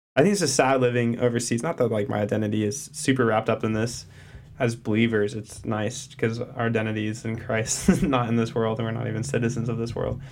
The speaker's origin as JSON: {"language": "English", "country": "United States", "said": "as an American"}